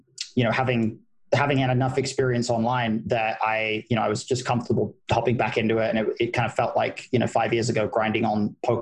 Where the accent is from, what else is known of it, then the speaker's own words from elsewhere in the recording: United Kingdom; now in United States; I am. Yeah, that is true. Yeah, my accent is washing out a little bit.